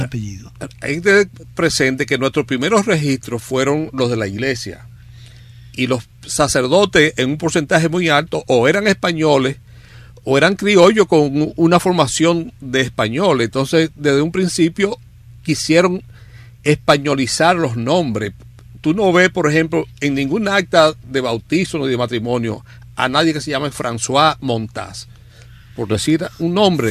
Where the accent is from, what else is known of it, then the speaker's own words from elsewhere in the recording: Dajabón, Dominican Republic; yo soy liniero, yo soy de Dajabón